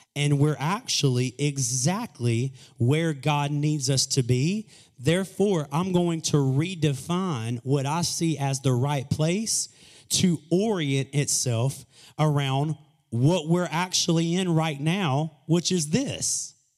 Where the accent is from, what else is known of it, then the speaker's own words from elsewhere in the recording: Greenwood, South Carolina, United States; moved away as an adult; also born or lived in Kentucky / Columbia, South Carolina; I was born and raised in Greenwood, lived in Kentucky for a season, and that's where I was living before I moved back to South Carolina in twenty thirteen